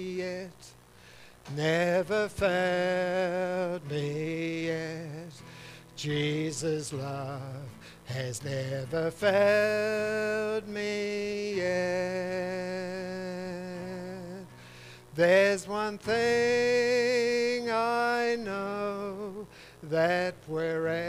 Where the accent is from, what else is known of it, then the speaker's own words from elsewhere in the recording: Auckland, New Zealand; I was born in Mount Albert, one of four children to a sort of like a middle class family. We lived right on the top of Mount Albert